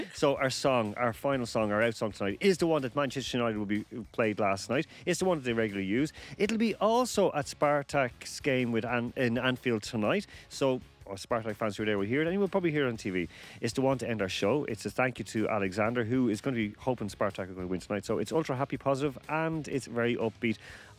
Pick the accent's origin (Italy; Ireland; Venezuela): Ireland; I was born red, like, you know, so I'm Irish.